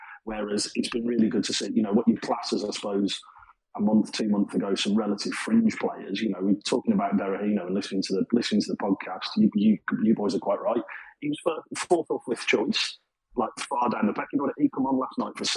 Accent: Birmingham, West Midlands, United Kingdom; as you can probably tell by my accent, I'm not native to Sheffield. I'm from Birmingham, so Burton's only, 40 minutes from me

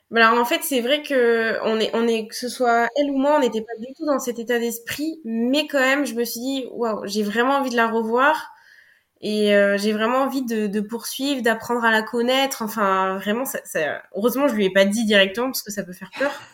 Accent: Limoges, Nouvelle-Aquitaine, France; chez moi à Limoges, parce que je suis originaire

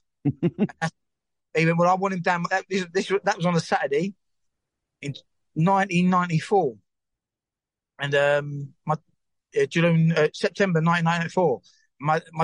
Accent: London, United Kingdom; I used to live across the road from it, so in the Bucker Flats there, and that's where I grew up. And I was born in Forest Gate

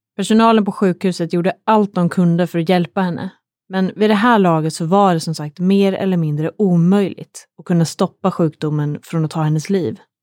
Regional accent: Sweden; här hemma i Sverige

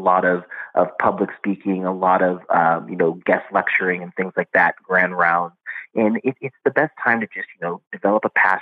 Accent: Compton, California, United States; moved away as an adult; also born or lived in New York / Washington, District of Columbia, United States; I was born in Compton and was raised kind of in the foster care system

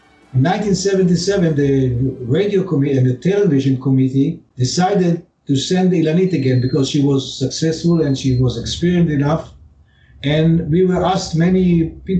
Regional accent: Haifa, Haifa District, Israel; I was born in Haifa, which is a north city of Israel. And my childhood was great.

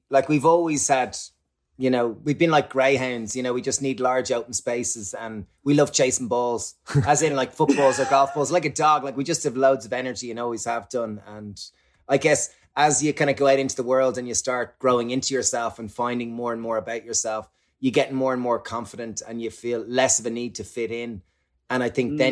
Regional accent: Ireland; growing up in Ireland, alcohol and similarly probably in the UK alcohol is like the social lubricant

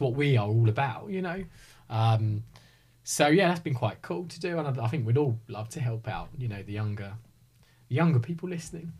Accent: Hertfordshire, East of England, United Kingdom; born and bred in Hertfordshire.

